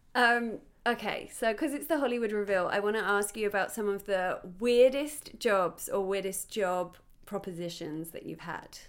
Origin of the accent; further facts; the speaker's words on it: United Kingdom; now in Los Angeles, United States; I'm a British T V host, actor and comedian living in L